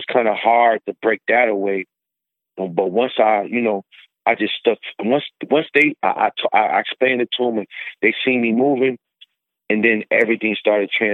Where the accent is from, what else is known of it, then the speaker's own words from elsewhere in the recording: Syracuse, New York, United States; moved away; also born or lived in Buffalo; I'm originally from Syracuse.